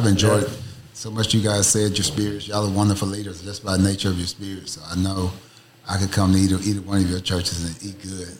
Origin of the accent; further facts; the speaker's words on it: Mississippi, United States; I'm from Mississippi